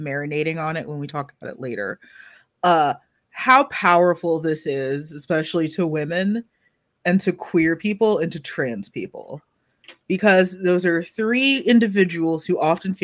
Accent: Texas, United States; I was black and from Texas.

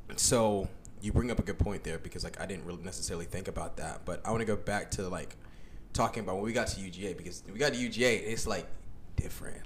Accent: Gwinnett County, Georgia, United States; we grew up in Gwinnett, and while we were growing up in Gwinnett

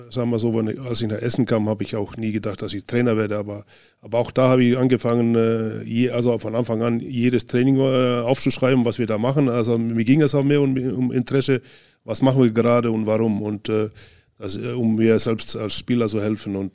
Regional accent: Northern Estonia, Estonia; Aber und dann ab äh, in den Norden, Nordestland wieder, wo ich herkomme

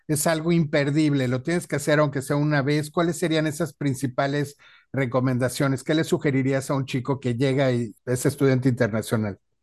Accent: Mexico

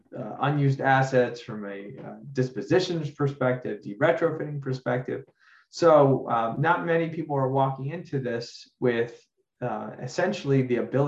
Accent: Miami, Florida, United States; Surfside in Miami and the horrible tragedy that occurred in my hometown and in my community

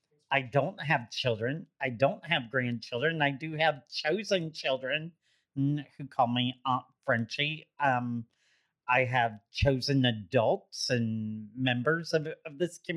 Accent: Florida, United States; now in Columbus, United States; And I was born and raised in Florida.

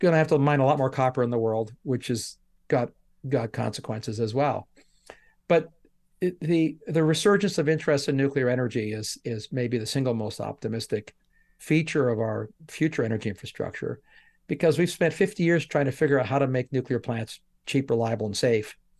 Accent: Canada; now in United States; I'm Canadian that I'm em-, emigrated to America

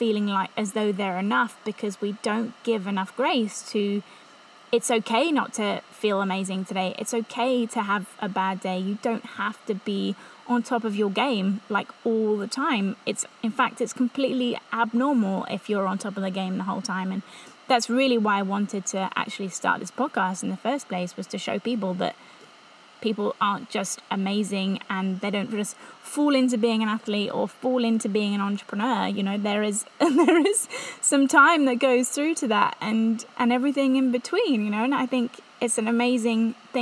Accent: England, United Kingdom; accent: English; moved away as an adult; also born or lived in Revelstoke, Canada / Whistler, Canada; I'm English, in case you didn't get the accent

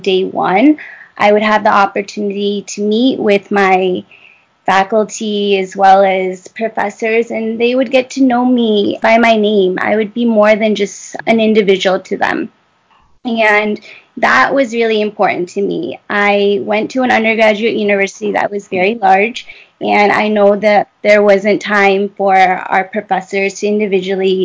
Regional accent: Michigan, United States; I'm originally from Michigan

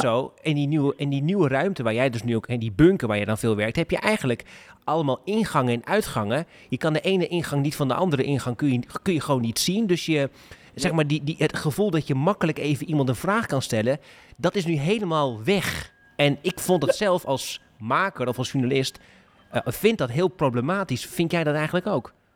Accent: Groningen, Netherlands; ik kom uit Groningen, Koen. En ik woon in Groningen.

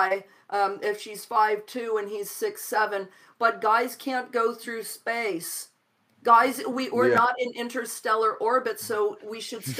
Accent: Midwest, United States; I grew up in the Midwest in the 60s and 70s.

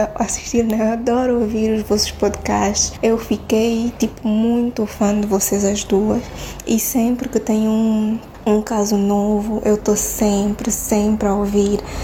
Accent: Angola; eu sou de Angola

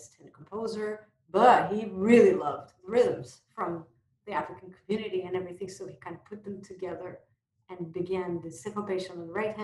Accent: Brazil; moved away; I'm from Brazil, long ago I've become like tagged with the Brazilian label on my back

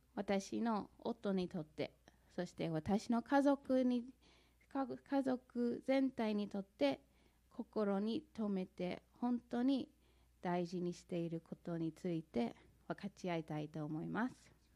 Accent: St. Louis, Missouri, United States; Japanese is a second language; moved away as an adult; now in Japan; 私はアメリカのミズーリ州セントルイス出身です。クリスチャンホームで育ち

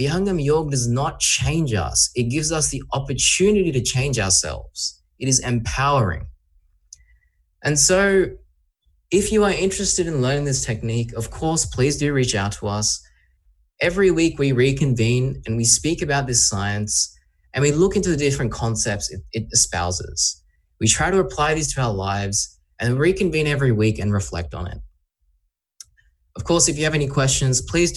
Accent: Sydney, New South Wales, Australia; I'm from Australia, I'm from Sydney.

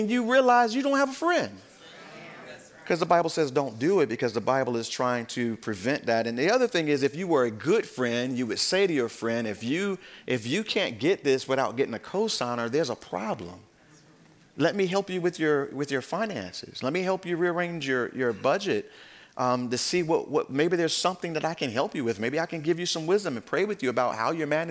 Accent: United States; us as American believers

